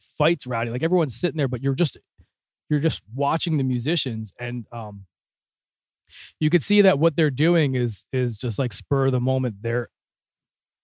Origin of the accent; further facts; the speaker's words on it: New Jersey, United States; moved away as an adult; also born or lived in New York City / Boston / Philadelphia; I grew up in New Jersey, which if you're not familiar with the states, it's like the Northeast. So about 10 minutes outside of Philadelphia in a suburb town there